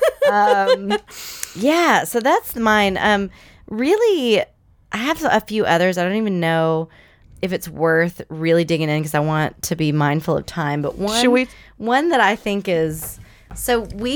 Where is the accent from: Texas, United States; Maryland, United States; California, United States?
Texas, United States; moved away; I'm from Texas